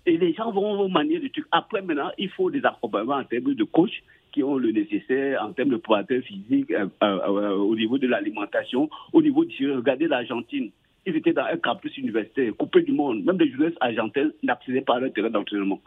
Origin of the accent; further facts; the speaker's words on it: Cameroon; quand j'étais petit au Cameroun